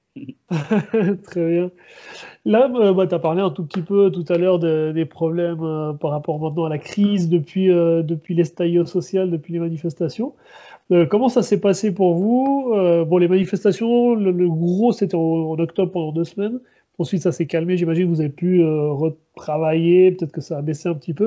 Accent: Switzerland; now in Chile; en tant que Suisse

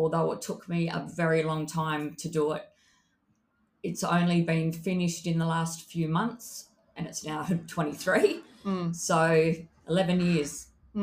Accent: Perth, Western Australia, Australia; my book is about growing up in Perth, Western Australia

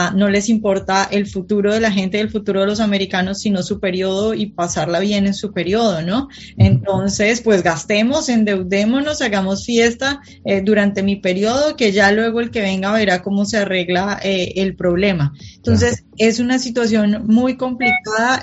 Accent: Colombia; now in Washington, United States; yo vivo en Washington, pero soy colombiana

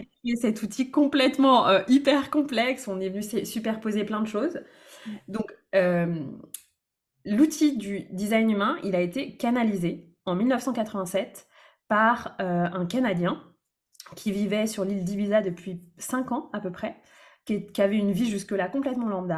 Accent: Brittany, France; moved away as an adult; also born or lived in Lyon region; Actuellement, je vis euh, en Bretagne, près de là où j'ai grandi, après avoir habité plusieurs années dans la région lyonnaise

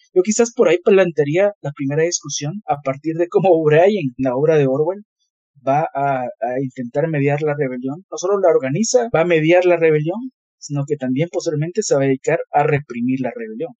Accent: Guatemala; nosotros somos de Guatemala

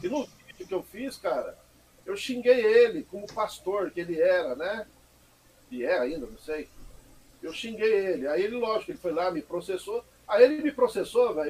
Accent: Mogi das Cruzes, São Paulo, Brazil; Eu nasci aqui mesmo, Mogi das Cruzes, cara. Né? Sou mogiano da Gema

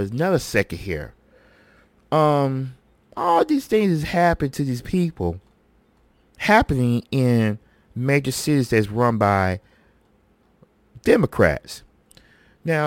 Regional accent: West Memphis, Arkansas, United States; Originally, I'm from West Memphis, Arkansas, but I went to school out there because my grandmother did rescue me from in Memphis at the time

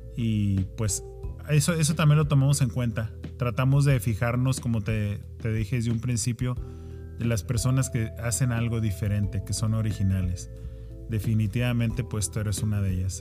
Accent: Mexico; now in United States; somos mexicanos

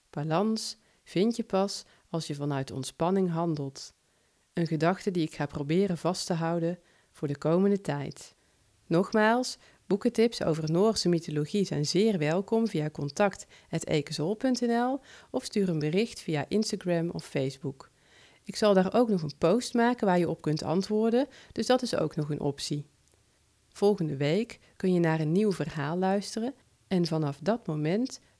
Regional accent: North Brabant, Netherlands; accent: Brabant; Ik heb een licht Brabants accent, zou dat wel goed vallen?

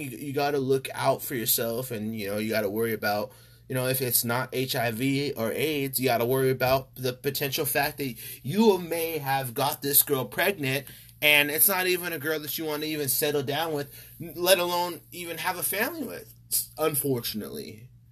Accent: California, United States; I'm from California, I'm from the United States

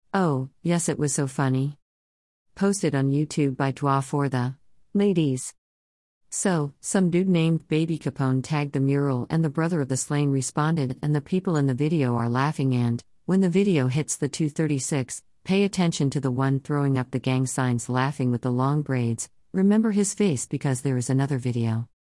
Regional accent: Southern California, United States; I grew up in Southern California in the eighties

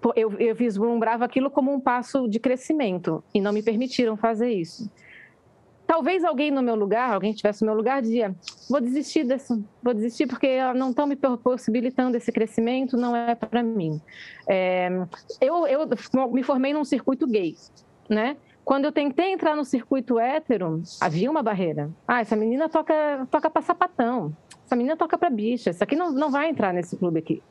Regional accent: Florianópolis, Santa Catarina, Brazil; Eu sou de Floripa

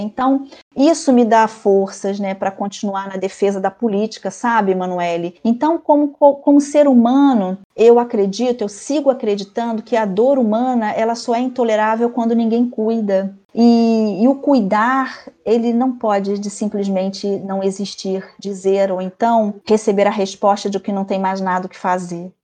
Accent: Brazil; como boa brasileira que sou

